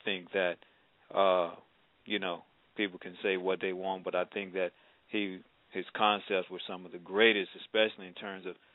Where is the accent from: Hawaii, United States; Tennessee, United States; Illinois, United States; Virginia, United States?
Tennessee, United States; moved away; also born or lived in Arkansas / Mississippi; I'm from the South originally, Tennessee. We've lived around Tennessee, Arkansas, Mississippi, and all